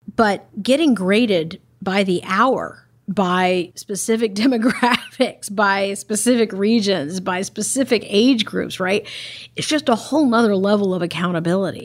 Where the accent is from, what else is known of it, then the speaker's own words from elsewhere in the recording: Texas, United States; now in Los Angeles, United States; my home state